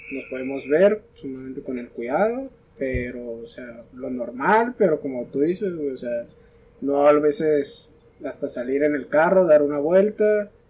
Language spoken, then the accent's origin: Spanish; Mexico; lástima como mexicano puedo decir que pues el mexicano no tiene mucha esa visión